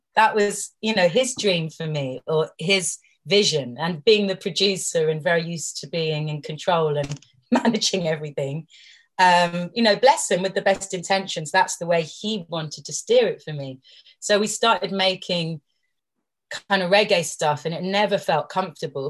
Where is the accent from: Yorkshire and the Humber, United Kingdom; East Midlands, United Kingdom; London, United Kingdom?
London, United Kingdom; as a girl growing up in London